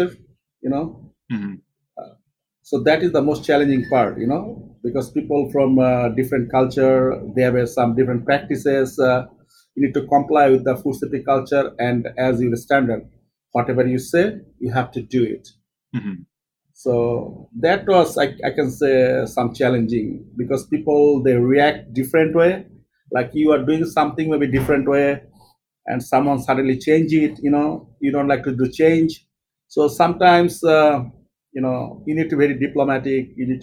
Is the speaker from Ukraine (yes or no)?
no; Bangladesh; moved away as an adult; also born or lived in United Kingdom; now in United States; I am from Bangladesh